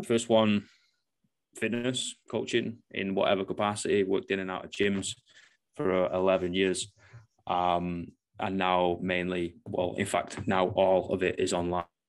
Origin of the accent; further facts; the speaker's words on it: Manchester, North West England, United Kingdom; now in New Zealand; I'm obviously from Manchester, UK, so moved to the other side of the world